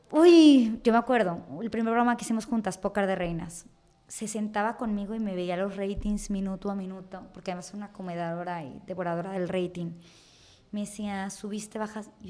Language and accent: Spanish; Mexico; de herencia hereditario que que uno como mexicano, uno creció con esa televisión, uno le dedicó eso.